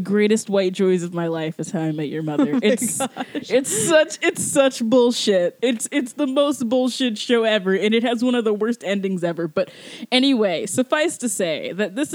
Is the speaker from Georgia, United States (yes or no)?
yes; Georgia, United States; I'm from Georgia